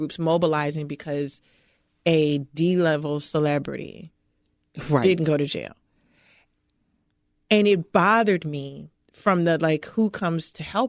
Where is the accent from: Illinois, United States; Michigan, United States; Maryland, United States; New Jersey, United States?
Illinois, United States; Chicago; I grew up in Cabrini. I grew up in the projects of Chicago in the 70s and 80s when Cabrini was literally crumbling around us.